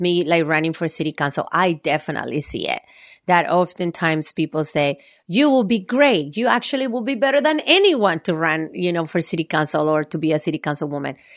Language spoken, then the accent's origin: English; Valle del Cauca, Colombia; moved away; I'm Colombian, and I was born and raised in Colombia. Uh, my family, we are from the southwest area of Colombia